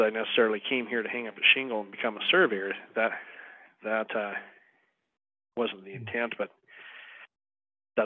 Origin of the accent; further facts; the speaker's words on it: Montana, United States; also born or lived in Wyoming; moving back into Montana, I opened up a firm in my hometown. I live in a town of about 1,200 people.